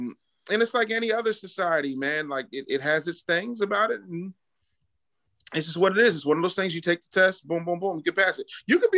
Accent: Philadelphia, Pennsylvania, United States; also born or lived in 19 states; No, I'm from Philly, you know. Okay. It's all I know. I love Philadelphia. It's my home. Lived in 19 states, but like, I love this place. I'm here now.

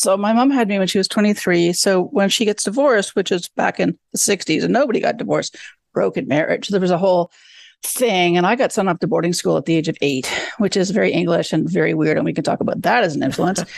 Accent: Canada; moved away; I grew up in Canada

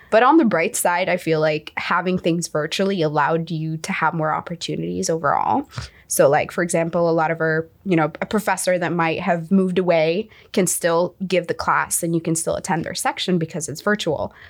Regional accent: United Arab Emirates; moved away as an adult; also born or lived in Egypt; now in United States; I am from the United Arab Emirates. I am originally from Egypt

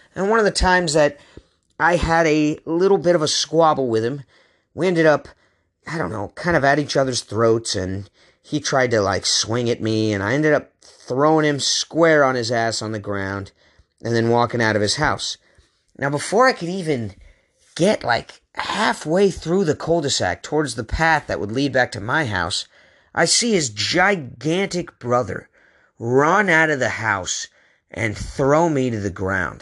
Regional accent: Aloha, Oregon, United States; now in San Diego, United States; We're from Aloha.

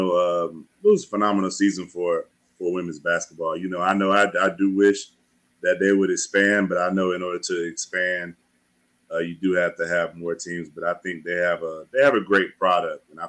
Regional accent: North Carolina, United States; I'm from North Carolina

